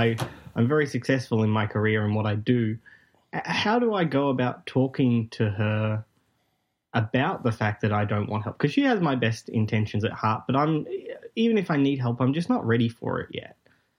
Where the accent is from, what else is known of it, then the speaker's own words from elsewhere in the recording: Melbourne, Victoria, Australia; G'day, Disrupticons. … from Melbourne, Australia.